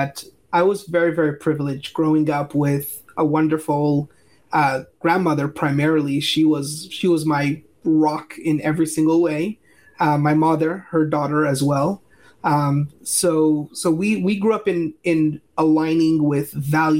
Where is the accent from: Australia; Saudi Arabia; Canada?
Canada; Montreal, Quebec; also born or lived in California; now in Asheville, United States; So I'm originally from Montreal, Canada, and I lived in California for just about a decade or so.